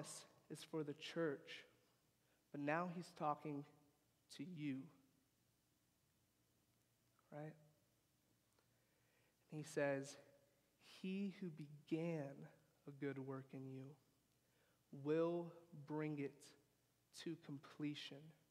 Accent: United States; I grew up in America

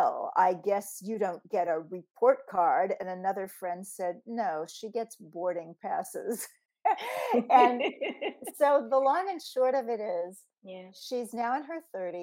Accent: Kansas City, Missouri, United States; moved away; back in 1995 in my hometown of Kansas City, where we were both living

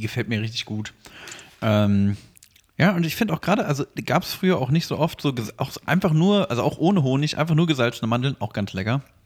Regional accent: Wennigsen, Lower Saxony, Germany; moved away; also born or lived in Usingen; aus Hannover raus wieder nach Wenigsen, da wo ich aufgewachsen bin

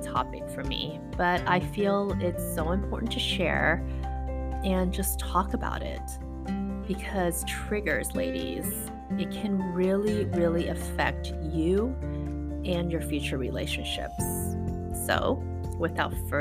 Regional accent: Las Vegas, Nevada, United States; moved away as an adult; now in San Francisco, United States; I was from Vegas

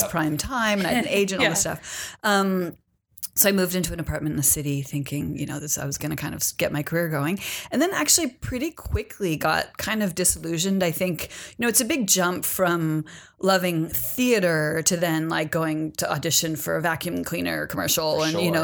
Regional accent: Berkeley, California, United States; also born or lived in San Francisco; I'm originally from Berkeley, California. I grew up in Berkeley

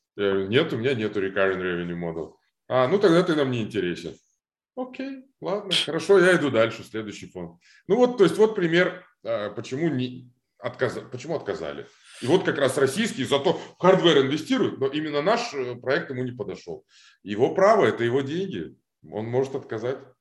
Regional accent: Almaty, Kazakhstan; moved away as an adult; also born or lived in Moscow, Russia; now in Los Angeles, United States; я вырос в Алмате. То есть я реально, мне было два или три года, когда родители переехали из Москвы в Алмату. А, я вот рос в Алмате, школа, институт

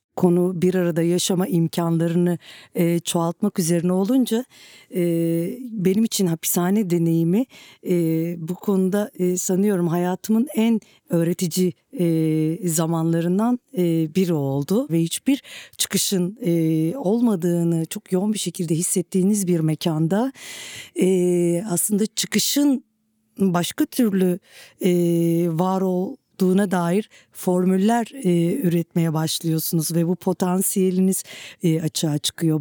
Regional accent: Turkey; Politik çalkantıların çok yoğun olduğu bir coğrafyada e, doğup büyüdüm ve e, benim gibi bir, e, Türkiye topraklarında e, savaşın çok yoğun olduğu bir yerde

